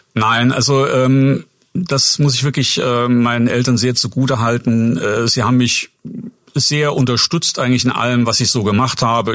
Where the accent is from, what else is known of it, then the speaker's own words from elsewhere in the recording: Saarbrücken, Saarland, Germany; moved away as an adult; also born or lived in Bad Kreuznach / Würzburg; now in Schweinfurt, Germany; davor aufgewachsen bin ich in Saarbrücken, eigentlich geboren bin ich in Bad Kreuznach äh, in, der, in Rheinland-Pfalz ähm, und ja, wie gesagt, sozialisiert worden in Saarbrücken